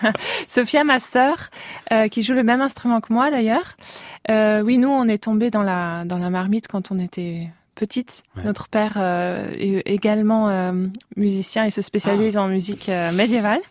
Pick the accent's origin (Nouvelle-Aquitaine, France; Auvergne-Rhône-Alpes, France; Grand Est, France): Grand Est, France; Metz; moved away as an adult; also born or lived in Russia / Barcelona; now in Basel, Switzerland; Je suis née en Russie, mais j'ai grandi euh, à Metz.